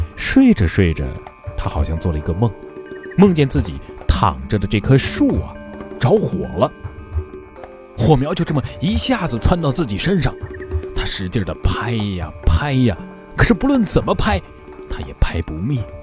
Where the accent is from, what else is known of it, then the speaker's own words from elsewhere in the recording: Hubei, China; 我的家乡湖北啊，可以说是一个有山有水的好地方